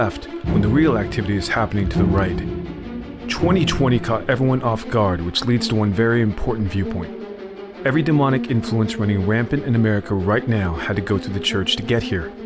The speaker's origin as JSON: {"language": "English", "country": "United States", "said": "We, as American Christians"}